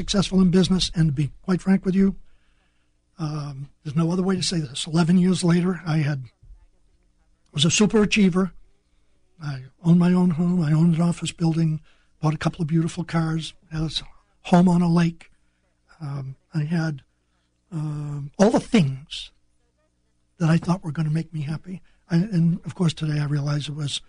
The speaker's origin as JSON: {"language": "English", "area": "North Shore of Boston", "region": "Massachusetts", "country": "United States", "tie": "born or raised there", "moved": "as an adult", "said": "Hadn't been out of my hometown of 7,000 people. And that was in Massachusetts, right? Massachusetts, just north shore of Boston."}